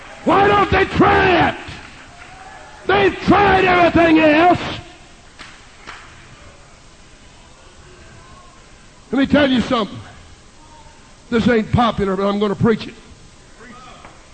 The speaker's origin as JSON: {"language": "English", "region": "Texas", "country": "United States", "moved": "yes", "lives_now": "Kansas, United States", "said": "in this great state of Kansas, and I'm a Texan"}